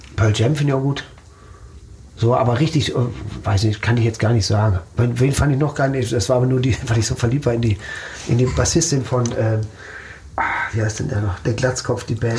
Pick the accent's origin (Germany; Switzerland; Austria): Germany; Herne, North Rhine-Westphalia; also born or lived in Dortmund; ich bin in Wander Eickel und Herne aufgewachsen, zur Schule gegangen